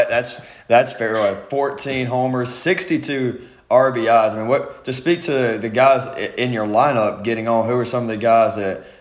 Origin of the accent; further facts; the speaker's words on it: South Georgia, United States; Thomas is about 45 minutes away from where I grew up in South Georgia